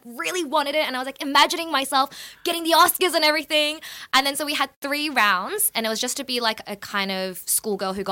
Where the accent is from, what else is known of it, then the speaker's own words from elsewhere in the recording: Melbourne, Victoria, Australia; moved away as an adult; also born or lived in Shanghai, China / Los Angeles, United States; I was born in Clayton, grew up in South Melbourne, then was in Sunshine for a bit, went to Fitzroy.